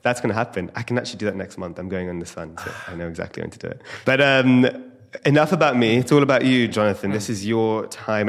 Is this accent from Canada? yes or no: no; India; having Ayurvedic roots, being Indian